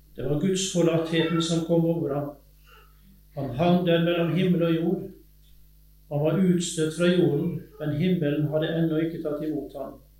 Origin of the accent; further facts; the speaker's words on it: Sunnhordland, Vestland, Norway; accent: Western Norwegian (vestlending); also born or lived in Innset, Sør-Trøndelag; now in Telemark, Norway; Og jeg er vestlending, som du sikkert hører, fra Sunnhordland kommer jeg egentlig